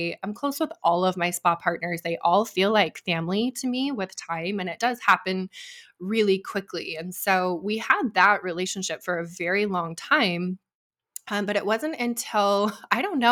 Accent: Idaho, United States; moved away as an adult; also born or lived in Arizona; I'm from Idaho originally

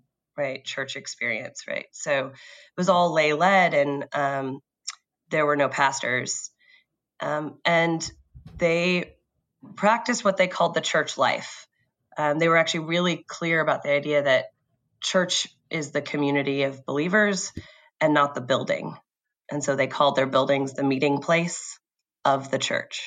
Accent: San Diego, California, United States; I was born in San Diego

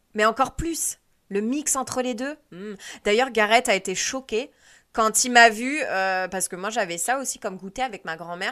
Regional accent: France; moved away; je suis française

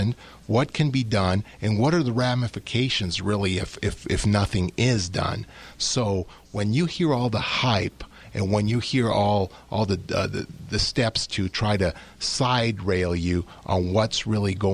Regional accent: New York, United States; as an American, as an American here, a U.S. citizen, born in New York

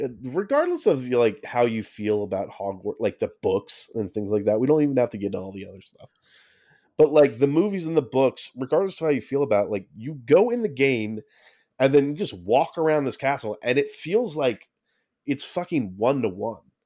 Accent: United States; we're American

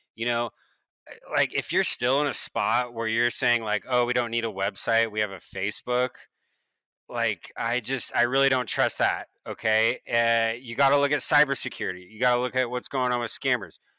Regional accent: Beaverton, Oregon, United States; I'm an Oregonian, uh, born and raised in Beaverton, Oregon.

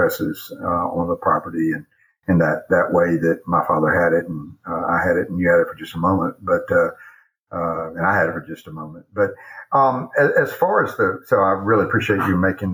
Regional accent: Atlanta, Georgia, United States; now in Charlotte, United States; when I grew up in Atlanta

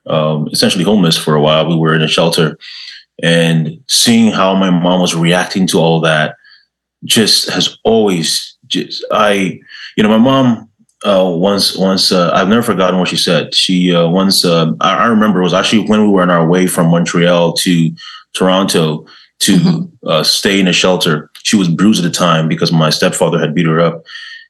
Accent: Ghana; now in Canada; I was born in Ghana, West Africa

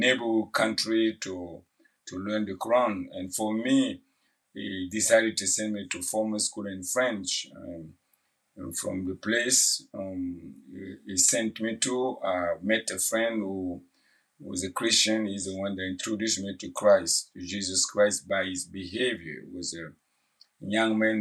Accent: Burkina Faso; English is a second language; moved away as an adult; now in New York City, United States; I'm from Burkina Faso, a West African country. And I came to the U.S. in 2003, January 2003.

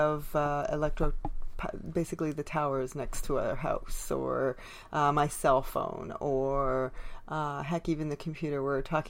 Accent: Canada; I am unapologetically Canadian

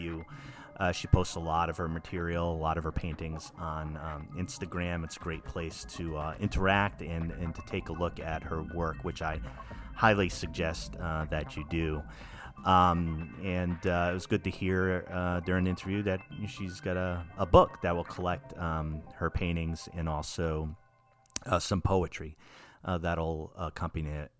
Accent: East Coast of the U.S., United States; moved away as an adult; now in Oregon, United States; I'm from the East Coast of the U.S. originally and made my way out here. I've been in the area for about 9 years

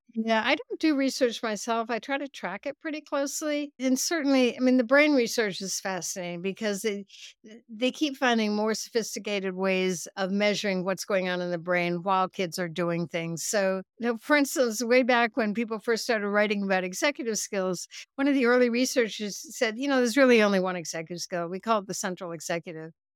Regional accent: United States; also born or lived in Norway; I grew up in the United States

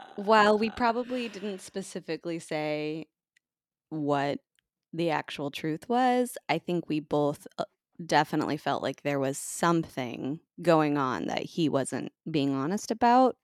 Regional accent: United States

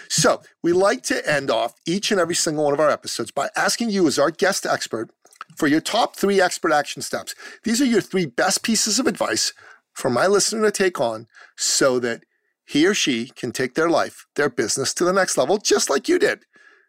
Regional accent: Canada; And I'm from Canada. I live in Canada.

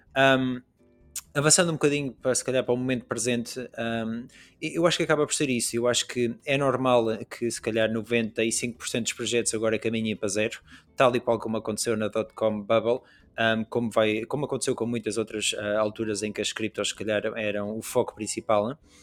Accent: western region of Portugal, Oeste, Portugal; eu sou da zona tipo oeste de Portugal

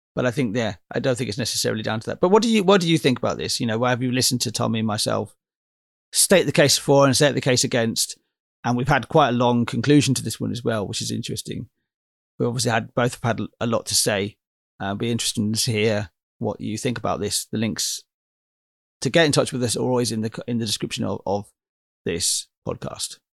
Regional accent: Oxford, South East England, United Kingdom; my hometown is Oxford, in, in England

